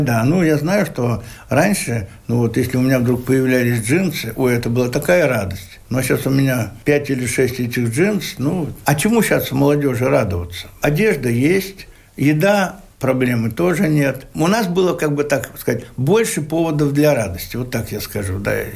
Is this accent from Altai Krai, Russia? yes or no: no; Bashkortostan, Russia; я же родился в Башкирии